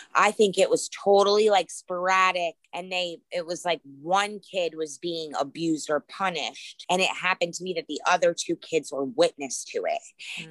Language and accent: English; Lake Mack, Florida, United States; growing up in Lake Mack, Florida